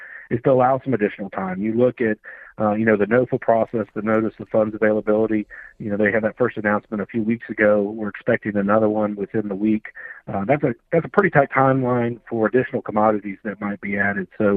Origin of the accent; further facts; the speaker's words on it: Florida, United States; moved away; I'm originally from Florida